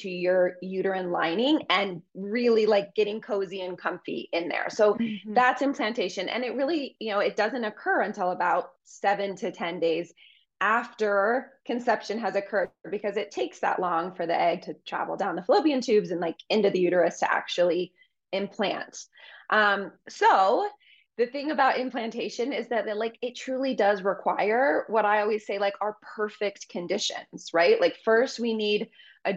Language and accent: English; Colorado, United States; moved away; I'm from Colorado originally. So I moved back home.